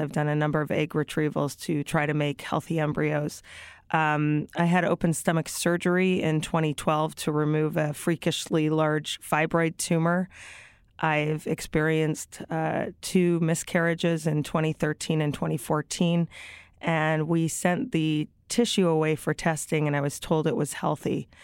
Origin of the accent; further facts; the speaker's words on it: Toronto, Ontario, Canada; also born or lived in Brooklyn, New York; now in New York, United States; I live in Brooklyn, New York. I'm originally from Toronto, Canada